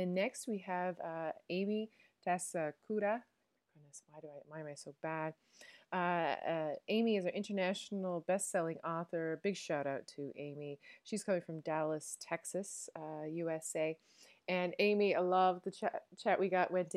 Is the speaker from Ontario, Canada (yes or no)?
no; Newfoundland and Labrador, Canada; accent: Newfoundland; now in Netherlands; I am a Newfoundlander and Canadian